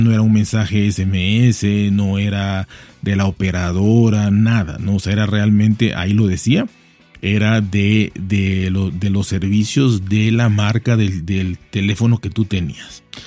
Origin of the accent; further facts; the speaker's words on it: Mexico; soy mexicano